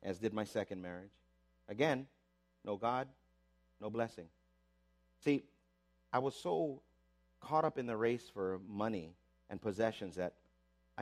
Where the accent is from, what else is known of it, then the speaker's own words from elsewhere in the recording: Waipahu, Hawaii, United States; I was raised in Waipahu, like most Filipinos